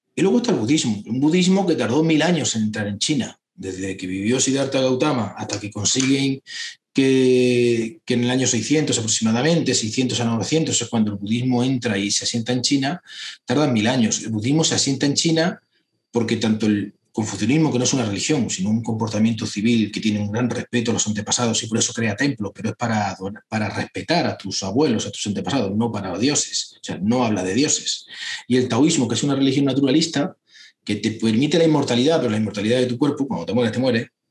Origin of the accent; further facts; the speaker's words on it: Hinojosa del Duque, Andalusia, Spain; yo soy andaluz, soy cordobés, soy dinojosa del Duque, los Pedroches